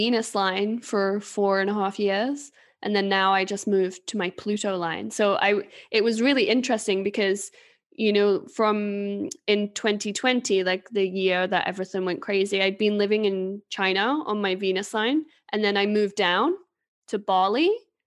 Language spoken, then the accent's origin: English; England, United Kingdom; moved away as an adult; now in Sweden; I'm not from Sweden, like I'm from England, but I came to Sweden in 2012